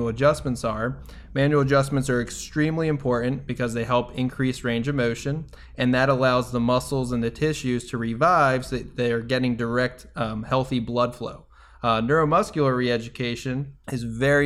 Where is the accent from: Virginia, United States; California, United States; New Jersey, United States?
New Jersey, United States; now in Tampa, United States; I am from New Jersey.